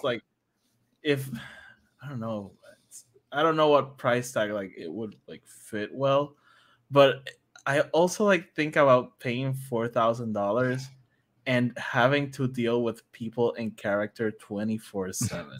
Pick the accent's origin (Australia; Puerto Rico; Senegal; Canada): Puerto Rico; Guaynabo; I'm from Guanao